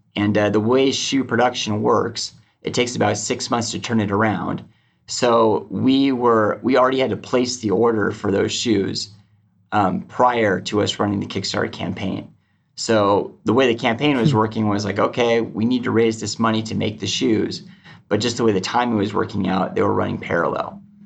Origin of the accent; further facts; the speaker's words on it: outside of Seattle, Washington, United States; I grew up just out of, outside of Seattle, about uh, 30 minutes